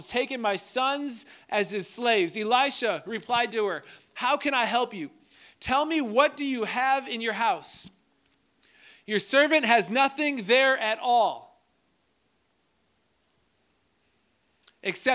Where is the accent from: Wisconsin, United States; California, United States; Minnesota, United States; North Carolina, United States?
Minnesota, United States; I'm from Minnesota